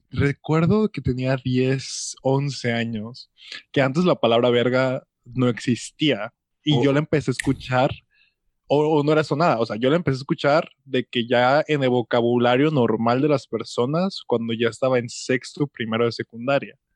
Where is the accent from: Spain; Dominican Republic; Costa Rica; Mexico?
Mexico; Como cuando quieres imitar algo, como México, que somos copia directa de Estados Unidos, que siempre queremos copiar todos los tipos de formatos.